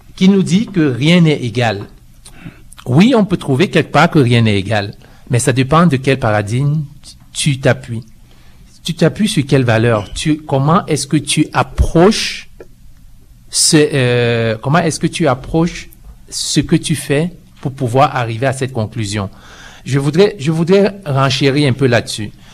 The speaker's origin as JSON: {"language": "French", "country": "Cameroon", "moved": "yes", "lives_now": "Canada", "said": "je viens du Cameroun et je suis au Canada euh, depuis 18 ans"}